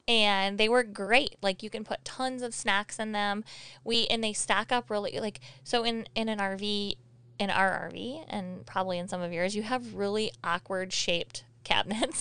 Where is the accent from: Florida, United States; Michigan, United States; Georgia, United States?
Michigan, United States; moved away; we're from Michigan